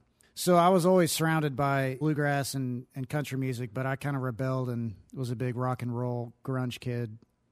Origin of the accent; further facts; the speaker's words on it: Cookeville, Tennessee, United States; I'm from Cookeville, Tennessee. It's about 80 miles east of Nashville.